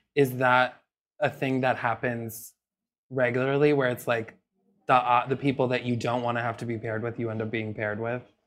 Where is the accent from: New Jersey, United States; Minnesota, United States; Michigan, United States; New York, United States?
New York, United States; I'm from New York